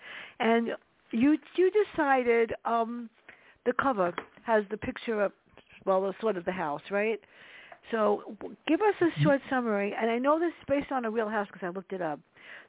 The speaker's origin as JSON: {"language": "English", "town": "New York City", "region": "New York", "country": "United States", "tie": "born or raised there", "moved": "yes", "said": "where I grew up in the South Bronx. Not the most beautiful neighborhood in the world."}